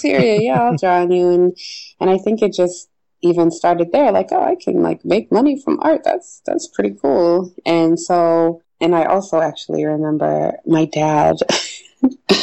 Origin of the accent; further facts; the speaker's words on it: Denver, Colorado, United States; moved away as an adult; also born or lived in New York City / Washington, D.C.; now in Pittsburgh, United States; growing up in Denver, I mean, I certainly had a cool group of Black friends